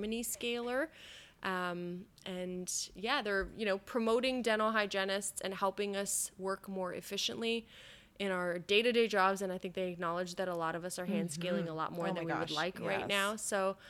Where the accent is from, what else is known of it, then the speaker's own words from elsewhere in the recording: Canada; I'm Canadian